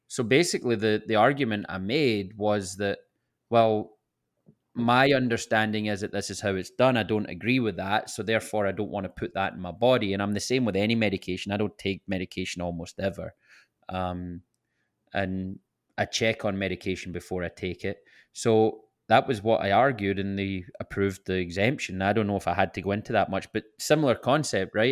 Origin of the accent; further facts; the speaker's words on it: Scotland, United Kingdom; moved away; I can never get away from being the Scottish guy